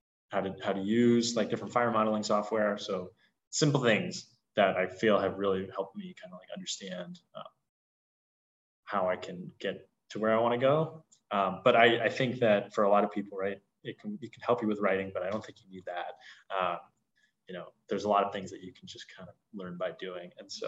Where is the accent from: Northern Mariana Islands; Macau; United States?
United States; California; No, I'm from Southern California.